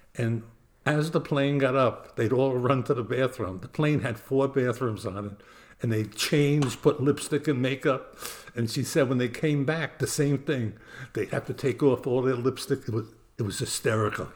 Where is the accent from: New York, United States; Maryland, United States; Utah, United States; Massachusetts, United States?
New York, United States; New York City; now in New Jersey, United States; Growing up in Brooklyn, New York, we never had the money to travel